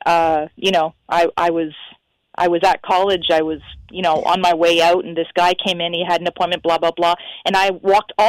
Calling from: Niagara Falls, Ontario, Canada; I'm calling from Niagara Falls, Canada

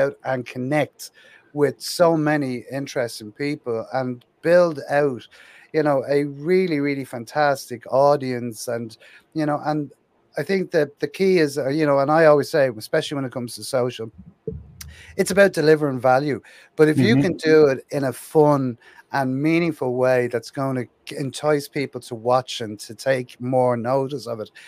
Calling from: Dublin, Leinster, Ireland; I'm over here in Ireland, so you'll have to come over and see us sometime. I'm in Dublin in Ireland, yeah.

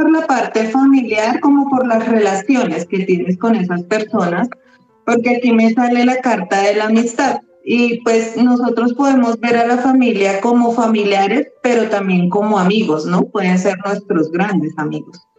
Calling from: Colombia

